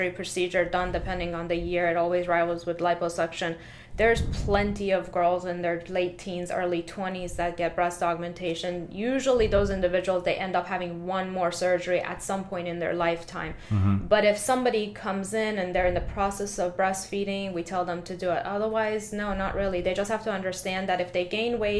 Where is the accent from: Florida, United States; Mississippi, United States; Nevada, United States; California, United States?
Florida, United States; Tampa; also born or lived in Philadelphia / Fort Lauderdale / Manhattan; I was raised in Tampa area